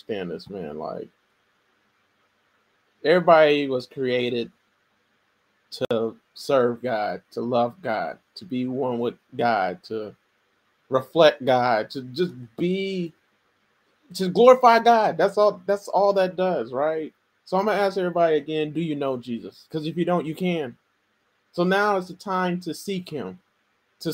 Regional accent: United States; I'm an American, I represent America

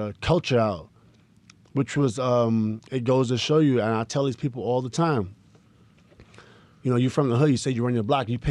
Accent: Queensbridge, New York, United States; It's all about Queensbridge. I'm from Queensbridge this, Queensbridge that.

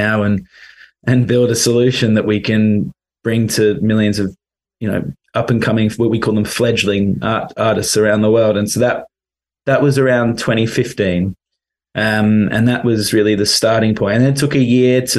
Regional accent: London, United Kingdom; moved away; also born or lived in Australia; I'm actually from London originally.

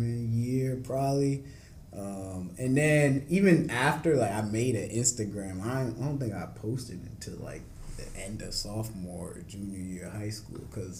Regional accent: Durham, North Carolina, United States; I'm a sophomore biology major, psych and Spanish minor from Durham, North Carolina

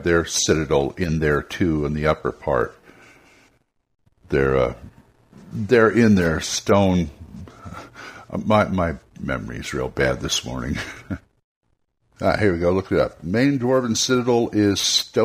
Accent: California, United States; I'm from California

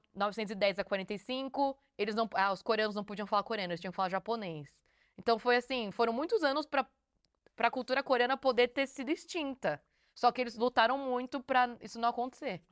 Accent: Brazil; now in South Korea; a gente é do Brasil

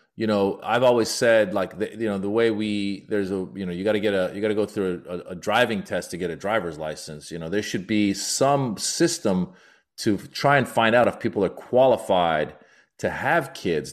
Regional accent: United States; also born or lived in Iran; I'm also Iranian American, so I talk a lot about my immigrant experience and being born in Iran, growing up in America

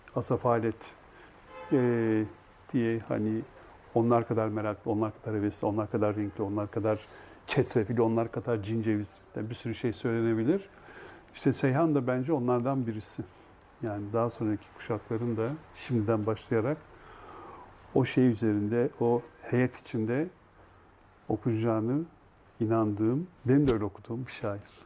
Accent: Eskişehir, Turkey; moved away; Eskişehir'e gidemiyordum memleketime

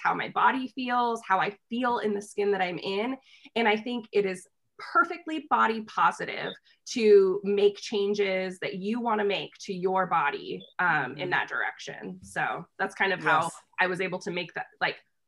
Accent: United States; I'm from the United States

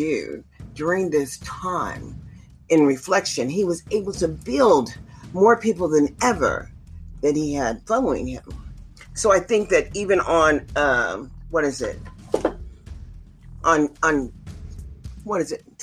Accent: United States; as an American

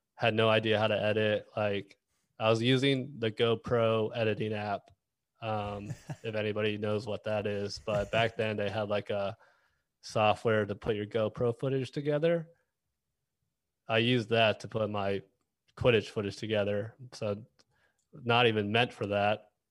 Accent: Dallas, Texas, United States; moved away; also born or lived in Kansas City; I'm from Dallas

